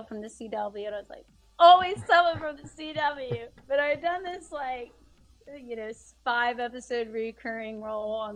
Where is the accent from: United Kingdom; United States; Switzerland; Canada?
United States; Athens, Georgia; I'm from Athens, Georgia, which is kind of like a little indie music hub